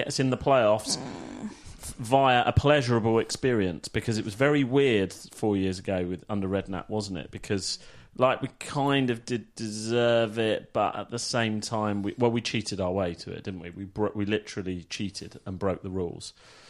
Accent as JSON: {"language": "English", "town": "Manila", "region": "Metro Manila", "country": "Philippines", "said": "And yes, I'm from Manila."}